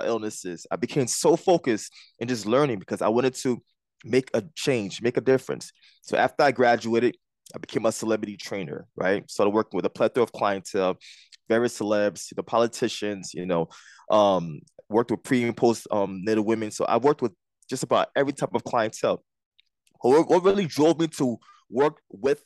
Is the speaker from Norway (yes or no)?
no; Liberia; now in Jersey City, United States; I wasn't born here. I was born in Liberia